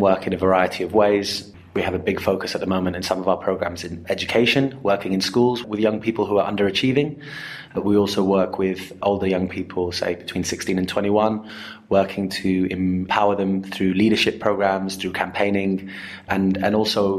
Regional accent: Zimbabwe; I grew up in Zimbabwe playing football with limited rules and limited equipment

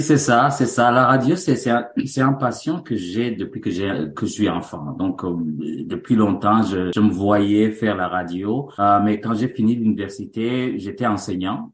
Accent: Bujumbura, Burundi; moved away as an adult; also born or lived in Montreal, Canada; now in Canada; Je suis né au Burundi et grandi au Burundi

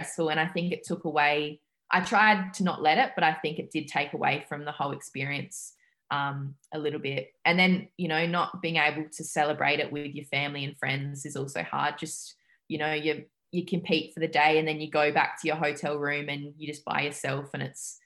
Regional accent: Adelaide, South Australia, Australia; moved away as an adult; now in Montreal, Canada; I'm from Adelaide in South Australia, so another state

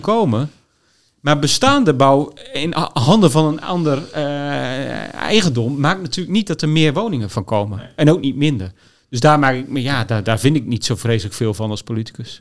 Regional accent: Groningen, Netherlands; ik kom uit Groningen

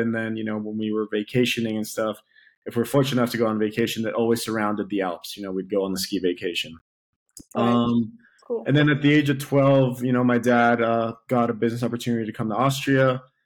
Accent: Athens, Attica, Greece; I'm from Athens, Greece

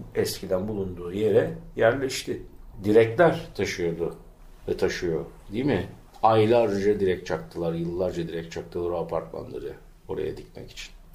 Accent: İzmir, Turkey; Bostanlı Deresi'nin yanında doğdum, büyüdüm

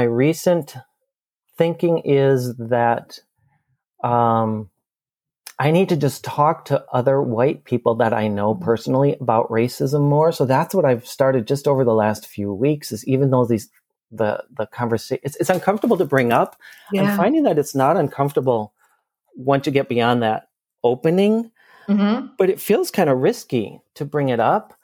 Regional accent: Minneapolis, Minnesota, United States; here in my hometown of Minneapolis

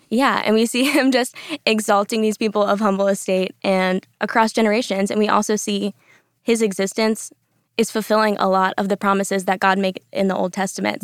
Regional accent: the Panhandle of Florida, United States; moved away as an adult; also born or lived in Orlando, Florida; now in Dallas, United States; I am from the Panhandle of Florida

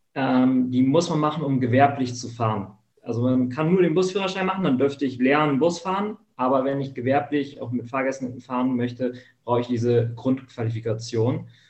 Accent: Hamburg, Germany; wo ich groß geworden bin, hier in Hamburg in der Gegend

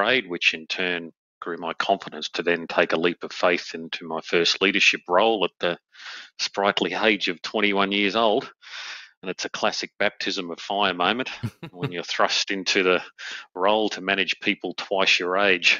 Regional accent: Australia; moved away as an adult; having been back in my home country in Australia now for about 5 years

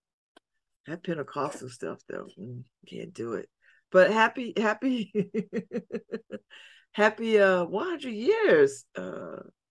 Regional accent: New Haven, Connecticut, United States; Beulah Heights was a part of my childhood because I grew up in Ebenezer Chapel when they were on Columbus Avenue

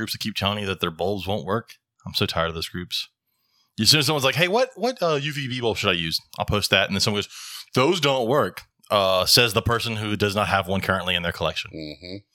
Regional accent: Dothan, Alabama, United States; born or raised there

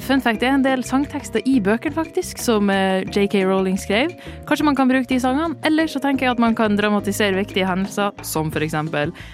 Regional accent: near Mo i Rana, Nordland, Norway; accent: northern Norwegian dialect; moved away; en av mine egne fra litt utafor Mo i Rana

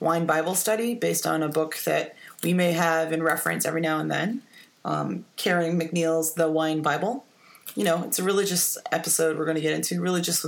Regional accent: Niagara-on-the-Lake, Ontario, Canada; I grew up in the Niagara on the Lake, Niagara Falls area

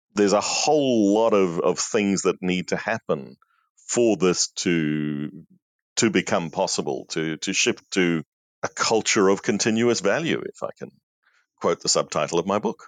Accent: New Zealand; moved away; also born or lived in South Africa; I'm a New Zealander by birth, but I was living in South Africa at that stage.

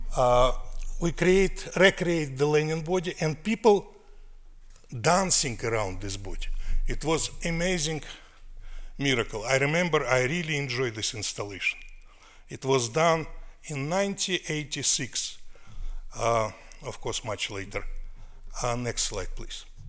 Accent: Russia; accent: New York accent; English is a second language; moved away as an adult; now in New York, United States; soviet russia of my childhood

